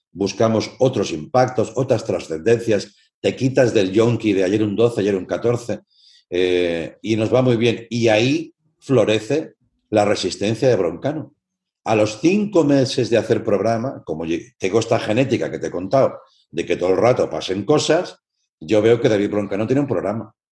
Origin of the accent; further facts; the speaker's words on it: Tarragona, Catalonia, Spain; also born or lived in Barcelona; yo soy de Tarragona y yo estudiaba en Barcelona